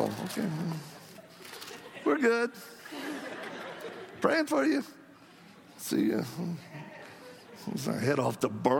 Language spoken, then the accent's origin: English; Louisiana, United States; accent: Cajun; moved away; My background, I'm from Louisiana. Anybody else from Louisiana? God bless y'all. Let's give thanks to the Lord. I escaped. You know, I was raised down by the swamps or bayous. I mean, my mama spoke French before she did English. So I know French well